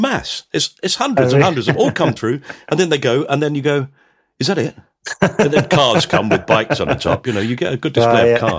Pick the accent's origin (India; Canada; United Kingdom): United Kingdom; Alpington, South East England; I was brought up in Alpington